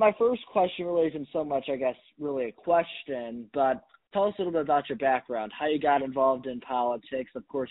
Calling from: New Palestine, Indiana, United States; I'm calling in from New Palestine, Indiana today, home of the Dragons, which is just east of Indianapolis, in Hancock County

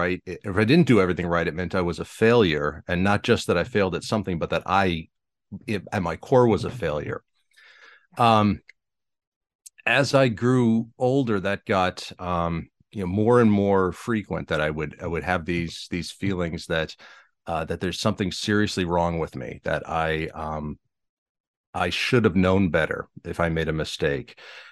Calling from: Bangor, Pennsylvania, United States; I'm in Eastern Pennsylvania, a little town called Bangor.

